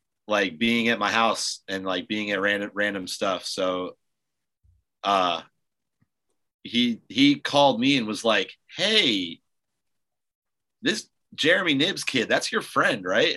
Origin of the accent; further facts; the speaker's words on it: Tampa, Florida, United States; I'm from Tampa